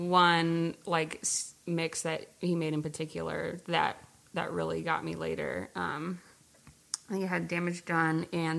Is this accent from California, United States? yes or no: yes; Walnut Creek, California, United States; also born or lived in San Francisco; now in Oakland, United States; No, I was born in SF. We grew up in Walnut Creek, which is like a suburb outside